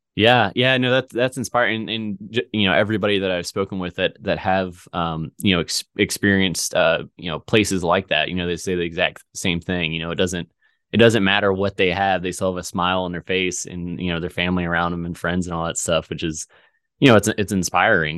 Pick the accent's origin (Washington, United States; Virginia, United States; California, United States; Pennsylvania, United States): Virginia, United States; moved away as an adult; also born or lived in Missouri; I'm in, in Missouri now, but, you know, I grew up in Virginia in a very small town